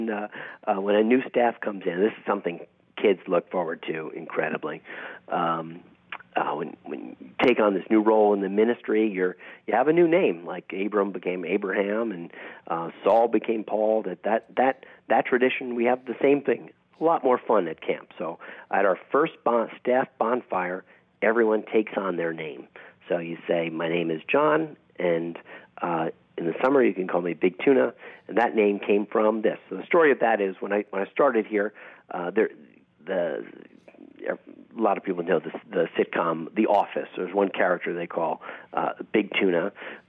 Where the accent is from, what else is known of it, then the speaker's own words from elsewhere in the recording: New York, United States; moved away as an adult; now in Texas, United States; I grew up in New York